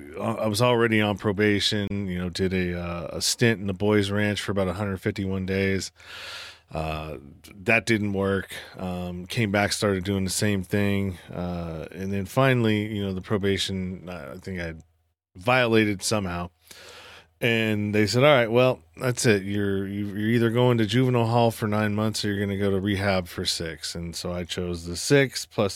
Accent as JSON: {"language": "English", "town": "Pinole", "region": "California", "country": "United States", "tie": "born or raised there", "said": "I was born and raised in San Francisco Bay Area, the eastern part of the Bay Area in a small town called Pinole."}